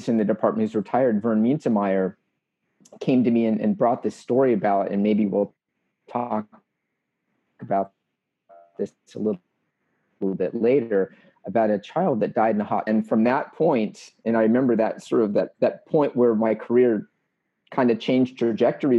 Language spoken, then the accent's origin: English; Los Angeles, California, United States; now in Georgia, United States; I grew up in Los Angeles